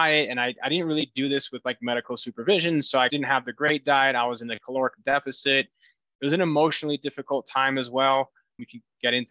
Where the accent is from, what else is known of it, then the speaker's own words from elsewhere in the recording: Brazil; moved away as an adult; now in Denver, United States; I was born and raised in Brazil, moved here recently.